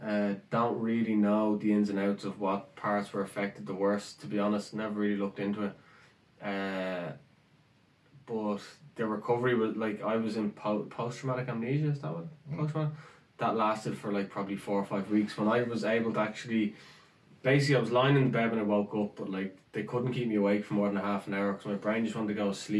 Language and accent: English; Rathfarnham, Leinster, Ireland; moved away as an adult; Rathfarnham. Went to college, went to UCD, 21, and then went off to Canada.